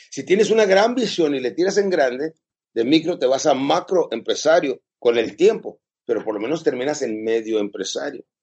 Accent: Chihuahua, Mexico; now in El Paso, United States; Pues este, yo soy originalmente de México, de Chihuahua. A los 13 años me cruzaba a El Paso, Texas, que es Estados Unidos de Norteamérica.

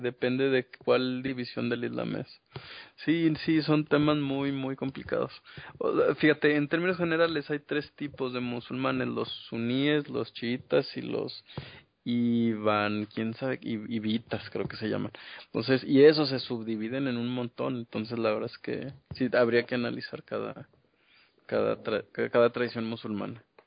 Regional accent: Mexico; venimos de México.

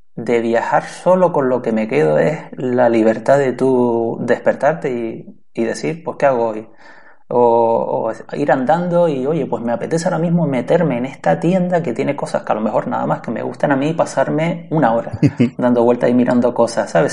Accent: Canary Islands, Spain; yo soy de Canarias

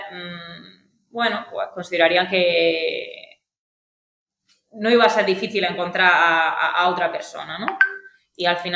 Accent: Aguadulce, Andalusia, Spain; also born or lived in Granada; yo soy de Agua Dulce.

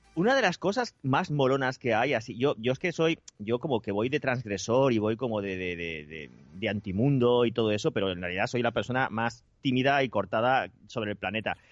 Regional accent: Spain; somos los españoles

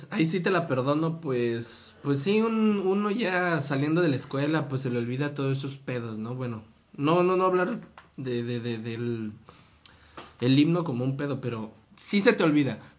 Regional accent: Mexico; Es tu identidad, güey, es, eres tú, güey, es

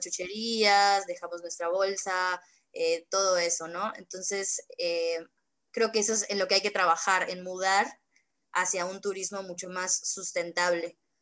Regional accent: Mérida, Yucatán, Mexico; yo soy de Mérida, Yucatán

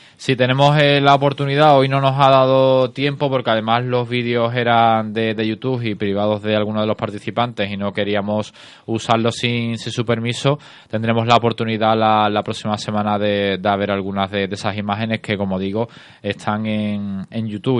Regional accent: Cádiz, Andalusia, Spain; todos los que somos de, aquí de Cádiz

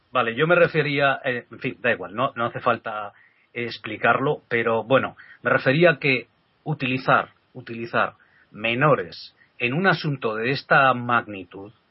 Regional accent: Spain; siendo español

